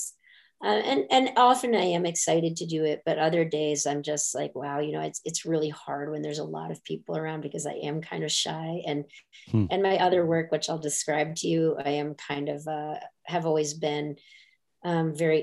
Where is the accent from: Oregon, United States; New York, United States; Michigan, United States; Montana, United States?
Montana, United States; northern; moved away; I grew up predominantly in Montana. In northern Montana.